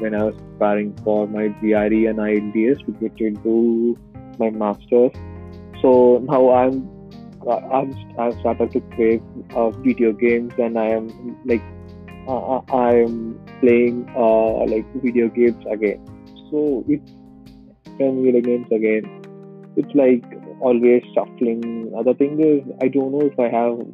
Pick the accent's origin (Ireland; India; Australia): India; South India; moved away; I'm from South India, where we speak Tamil. So I grew up with all these Tamil songs in the 90s